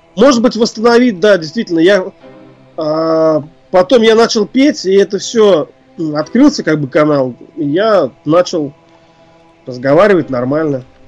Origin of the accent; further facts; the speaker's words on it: Ufa, Bashkortostan, Russia; Я родом из э, Уфы, это Башкирия